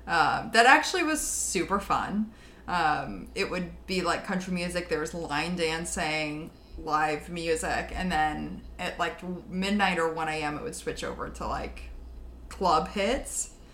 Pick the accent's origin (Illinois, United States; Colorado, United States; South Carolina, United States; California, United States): Illinois, United States; Chicago; going to art school, like growing up in Chicago, going to school there